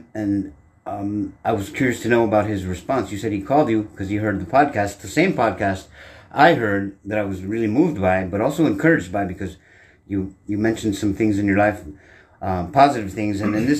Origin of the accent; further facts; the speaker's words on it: Texas, United States; also born or lived in Boyle Heights, Southern California; now in Los Angeles, United States; I'm based in Southern California in a historic neighborhood called Boyle Heights. I'm originally from Texas, like Jeremiah.